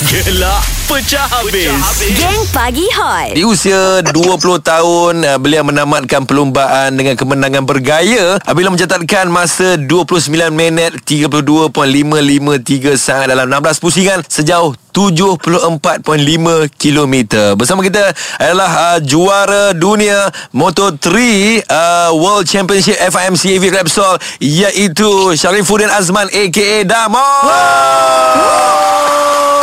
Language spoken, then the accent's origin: Malay; Malaysia; Sebagai rakyat Malaysia